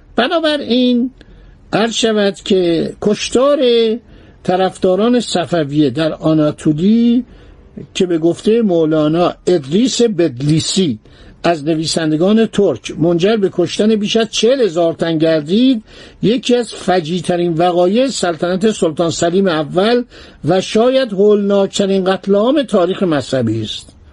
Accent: Iran; من ایرانی هستم

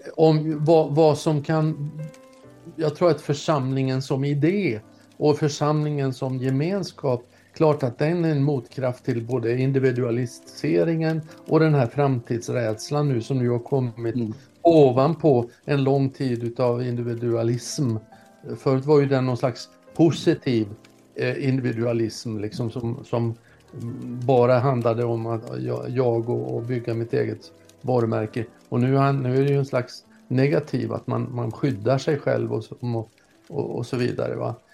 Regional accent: Norrland, Sweden; jag satt uppe i Norrland där jag kommer ifrån

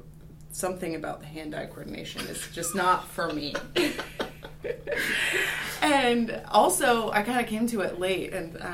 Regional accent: Seattle, Washington, United States; moved away as an adult; also born or lived in Burbank, California / Oakland, California; now in Walla Walla, United States; I am from Seattle, Washington.

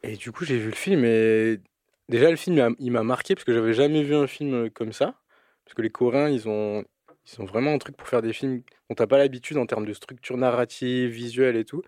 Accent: Toulouse, Occitania, France; also born or lived in Albi; j'ai grandi à Toulouse, enfin dans le sud de la France, principalement à Toulouse et après à Albi

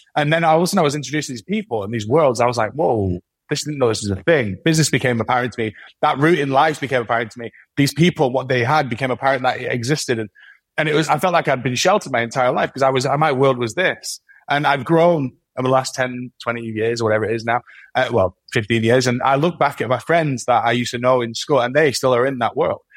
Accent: Manchester, North West England, United Kingdom; accent: Mancunian; I'm very Mancunian

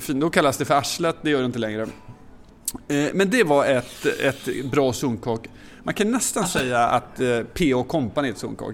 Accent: Motala, Östergötland, Sweden; moved away; när jag växte upp i Motala

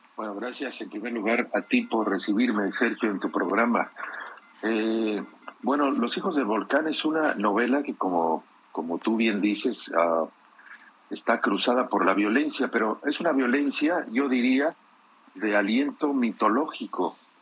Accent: Mexico; moved away as an adult; now in Europe; Yo desde hace muchos años vivo en Europa, yo nací y crecí en México

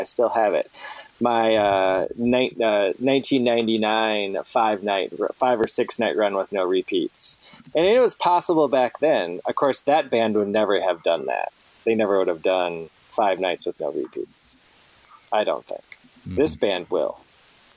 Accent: Wisconsin, United States; I'm from Wisconsin

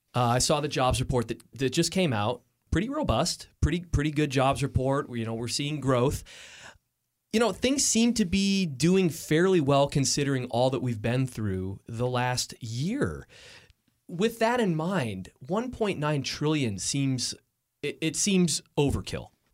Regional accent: Lake Orion, Michigan, United States; my hometown in Lake Orion.

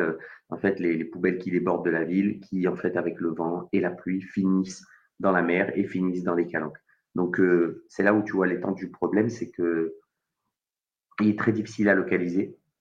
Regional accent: Marseille, Provence-Alpes-Côte d'Azur, France; also born or lived in Savoie; en tant que Marseillais

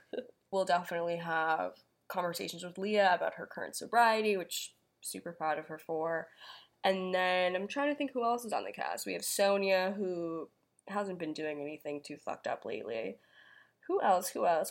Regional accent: Long Island, New York, United States; I grew up on Long Island

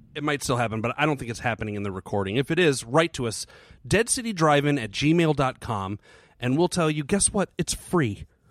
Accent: United States; I'm an American.

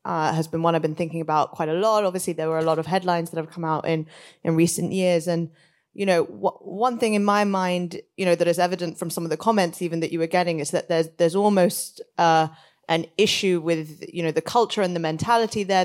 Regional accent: India; moved away; India is a country close to my heart. I'm from there originally

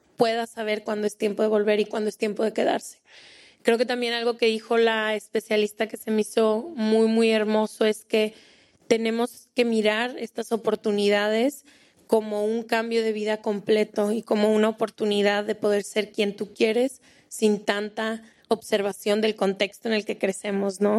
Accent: Colombia; moved away as an adult; now in Spain; Soy de Colombia, llevo cinco años en España

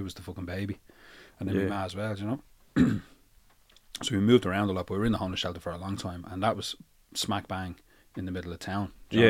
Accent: Dublin, Leinster, Ireland; born there; I was born to Rotunda. I was born here.

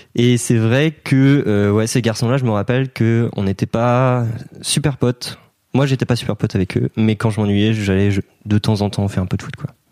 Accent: Brittany, France; je suis breton

